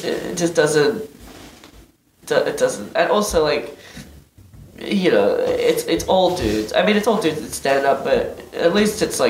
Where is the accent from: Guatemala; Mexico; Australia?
Australia; moved away as an adult; also born or lived in Dubai; now in United States